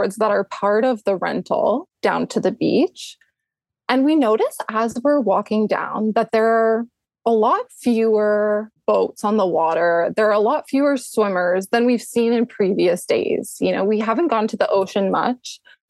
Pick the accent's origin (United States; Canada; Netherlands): Canada; I am Canadian. Is it obvious?